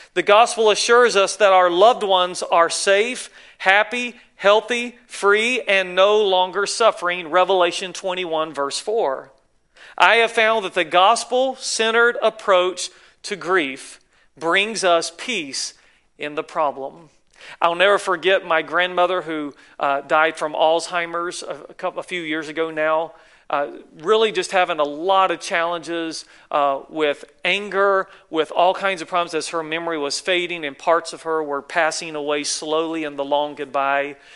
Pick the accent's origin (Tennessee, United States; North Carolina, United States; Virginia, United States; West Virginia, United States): North Carolina, United States; moved away as an adult; now in California, United States; I'm from the South, in case you wonder. North Carolina, way over yonder